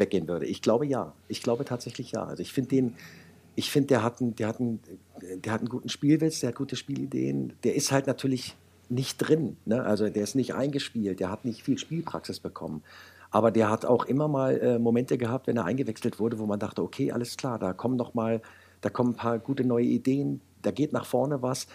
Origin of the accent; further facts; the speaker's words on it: Wolfsburg, Lower Saxony, Germany; ich bin gebürtiger Wolfsburger